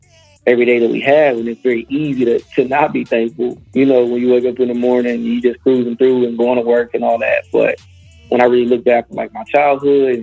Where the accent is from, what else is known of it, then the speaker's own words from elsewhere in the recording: Detroit, Michigan, United States; Born and raised in the city, man. Born and raised in Detroit